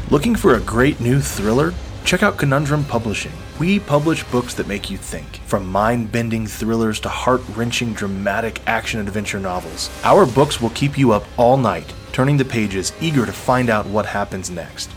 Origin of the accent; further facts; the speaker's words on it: Texas, United States; I'm from Texas. I went to Texas State University